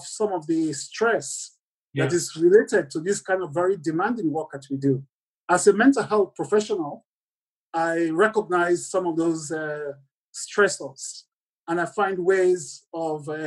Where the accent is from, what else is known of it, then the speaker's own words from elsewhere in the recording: Lungi, Sierra Leone; moved away as an adult; also born or lived in United Kingdom; I grew up in Sierra Leone on the coastline in Lunga, where the international airport is